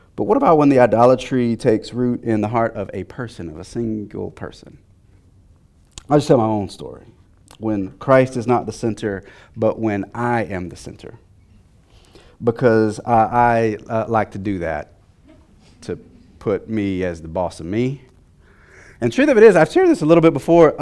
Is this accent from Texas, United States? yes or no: yes; Texas, United States; I'm from Texas